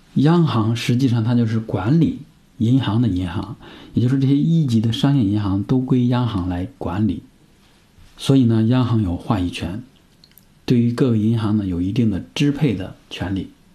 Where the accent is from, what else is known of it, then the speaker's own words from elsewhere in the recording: northern China, China; 我是在北方长大的